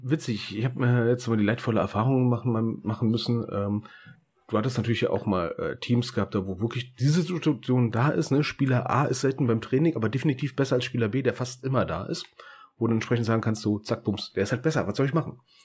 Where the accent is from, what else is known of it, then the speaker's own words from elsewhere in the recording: Germany; wir sind Deutsche